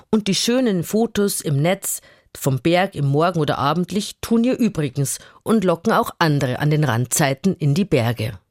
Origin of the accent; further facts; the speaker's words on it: Iraq; Ich komme aus dem Irak.